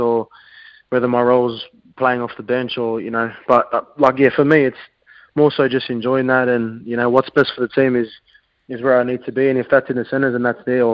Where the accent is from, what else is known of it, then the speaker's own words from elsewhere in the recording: Sydney, New South Wales, Australia; my mother's coming up from Sydney, because we're from Sydney, my family